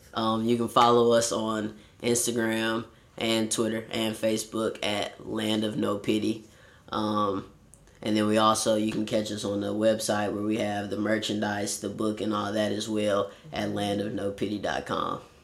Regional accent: Warner Robins, Georgia, United States; also born or lived in Los Angeles, California; I was born here in Los Angeles, California, but then later moved and was raised in Warner Robins, Georgia

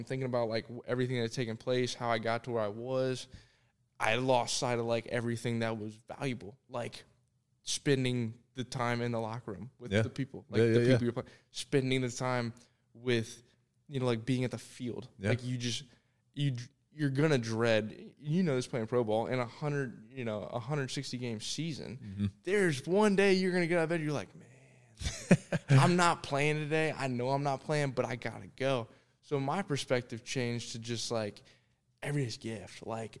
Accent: Thompson Station, Tennessee, United States; also born or lived in Sarasota, Florida; I was born in Sarasota, Florida, but I consider myself a Tennessean.

